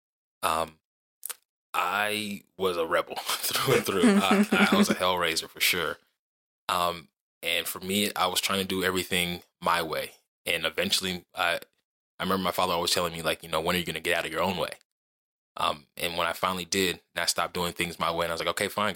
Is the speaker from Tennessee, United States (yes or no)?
no; Mississippi, United States; moved away; also born or lived in Dover, Delaware; I'm from Mississippi because like that's where I grew up a lot. Most of my childhood